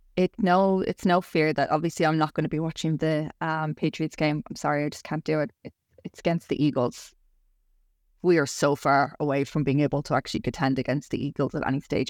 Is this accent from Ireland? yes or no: yes; Ireland; I'm the Irish Barbie